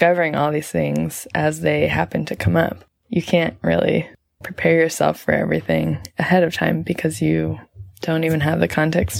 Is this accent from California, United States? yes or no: yes; Los Angeles, California, United States; moved away as an adult; now in Kathmandu, Nepal